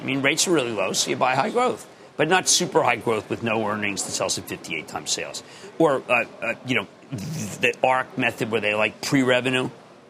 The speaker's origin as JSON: {"language": "English", "town": "Philadelphia", "region": "Pennsylvania", "country": "United States", "said": "I'm from Philly."}